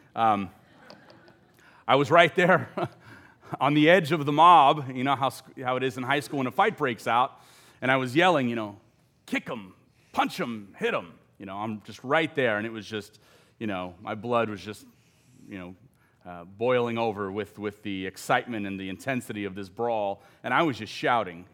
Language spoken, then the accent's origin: English; Los Angeles, California, United States; my family and I had just moved out of the inner city to a low-income suburb, uh, in Los Angeles County, I'm from Southern California